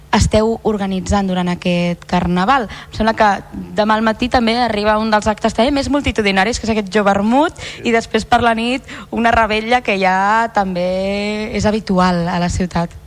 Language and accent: Catalan; Tarragona, Catalonia, Spain; els que som de Tarragona